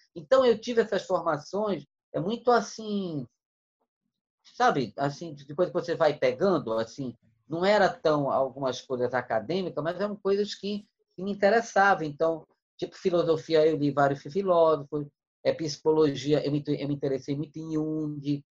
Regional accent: Manaus, Amazonas, Brazil; eu nasci em Manaus em 1963

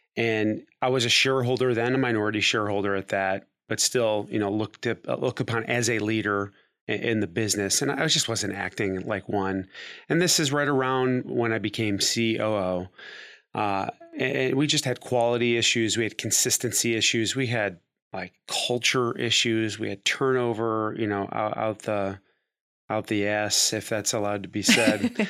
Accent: Cleveland, Ohio, United States; moved away as an adult; also born or lived in Dayton, Ohio; I'm from Cleveland, Ohio

